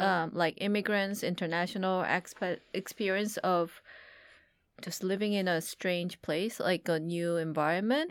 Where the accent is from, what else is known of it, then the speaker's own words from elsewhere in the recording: South Korea; now in United States; When, when Hina and I grew up in Korea